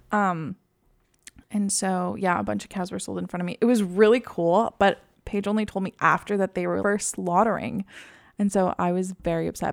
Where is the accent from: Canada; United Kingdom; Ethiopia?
Canada; Quebec; moved away; I'm, like, fluent 'cause I grew up in Quebec